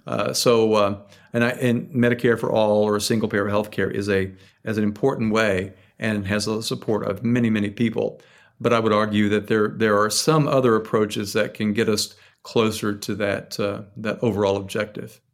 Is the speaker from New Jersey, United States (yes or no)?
no; Tennessee, United States; now in Philadelphia, United States; where I grew up in Tennessee